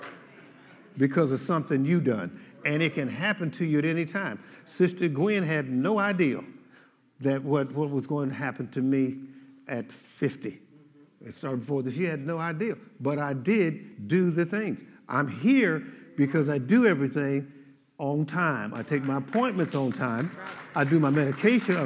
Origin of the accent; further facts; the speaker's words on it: Oklahoma, United States; I'm from Oklahoma